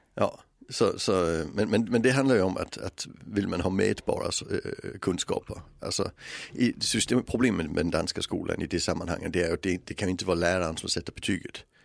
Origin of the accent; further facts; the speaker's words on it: Denmark; moved away; växte jag upp i ett land som har ett skolsystem som inte är kunskapsbaserat utan bildningsbaserat